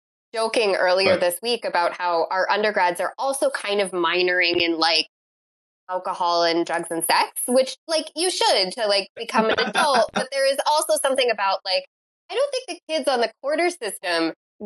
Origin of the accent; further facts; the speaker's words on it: Michigan, United States; Growing up in Michigan, you know, you're so close to the Canadian border